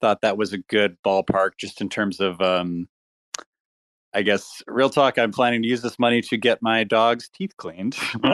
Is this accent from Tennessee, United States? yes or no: no; Austin, Texas, United States; I grew up in Austin, Texas, and I played in bands when I was growing up